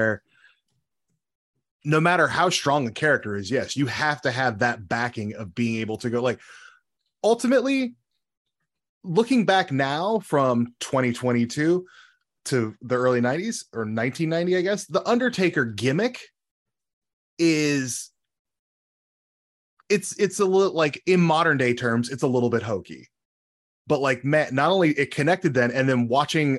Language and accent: English; Central California, United States; I grew up in Central California